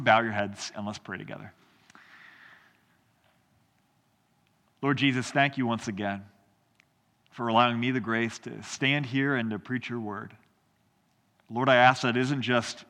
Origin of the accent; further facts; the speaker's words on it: Indiana, United States; moved away as an adult; also born or lived in South Carolina; now in Spartanburg, United States; I'm from Indiana originally, and our family moved down here just a few months ago